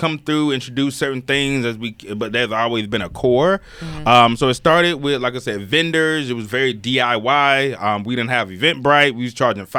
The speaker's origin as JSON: {"language": "English", "region": "the South", "country": "United States", "said": "I'm from the South"}